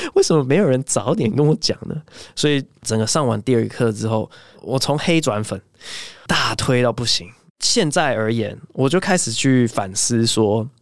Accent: United States; moved away; 我小时候在美国最爱的两只鸟

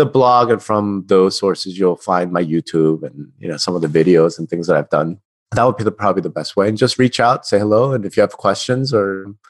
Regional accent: New York, United States; also born or lived in New Jersey / Texas; now in Las Vegas, United States; I'm from the East Coast, man. Like, I'm from New York.

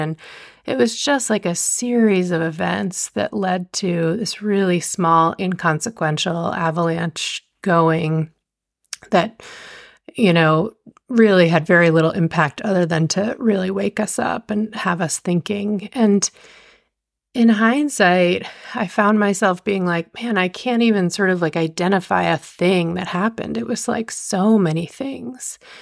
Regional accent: just outside New York City, United States; moved away as an adult; also born or lived in Montana; I grew up just outside New York City

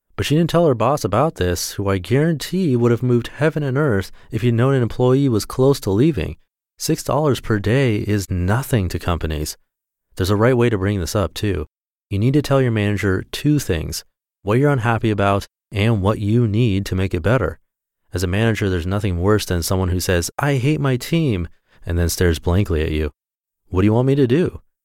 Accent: Orange County, California, United States; I was born in Orange County, California, actually in a hospital just a couple miles from here

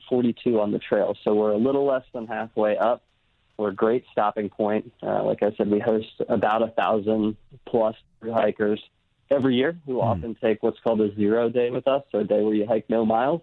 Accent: Brooklyn, New York, United States; now in Virginia, United States; I grew up in Brooklyn

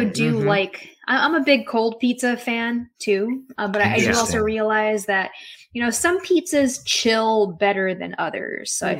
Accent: Chicago, Illinois, United States; moved away as an adult; also born or lived in Texas / Madison, Wisconsin; I grew up in the city.

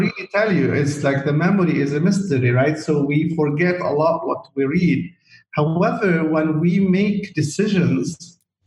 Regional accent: Chouf, Mount Lebanon, Lebanon; moved away as an adult; also born or lived in Saudi Arabia; my life as a kid, growing up in the Shouf area, which is an area in the mountain of Lebanon

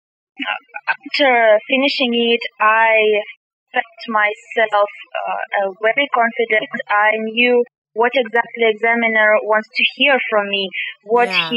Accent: Kazakhstan; English is a second language; I'm from Kazakhstan

